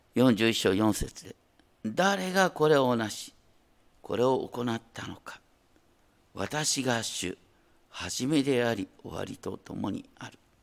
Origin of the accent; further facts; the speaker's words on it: Hokkaido, Japan; 北海道の出身だからね